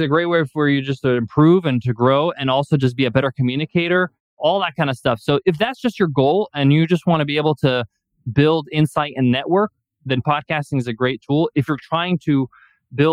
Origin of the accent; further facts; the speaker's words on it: Long Island, New York, United States; I was born and raised in Long Island. My parents are Egyptian background.